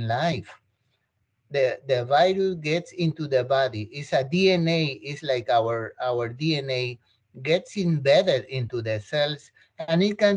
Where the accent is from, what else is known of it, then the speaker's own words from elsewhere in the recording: Peru; moved away; I'm from South America, I'm from Peru